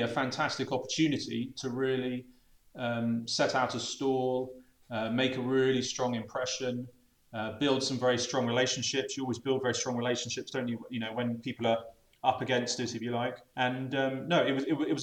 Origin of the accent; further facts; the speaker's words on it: Bath, South West England, United Kingdom; moved away as an adult; also born or lived in Scotland / Birmingham; now in Bristol, United Kingdom; I was actually brought up in the village.